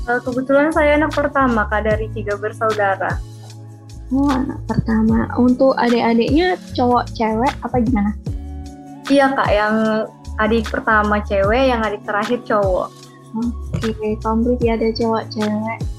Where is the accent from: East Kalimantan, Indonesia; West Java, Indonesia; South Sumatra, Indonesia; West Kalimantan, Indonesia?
East Kalimantan, Indonesia; Samarinda; Ya, sebelumnya perkenalkan … Saya dari Samarinda, Kalimantan Timur. Saya angkatan 2021, Fakultas Psikologi Hang Tuah Surabaya.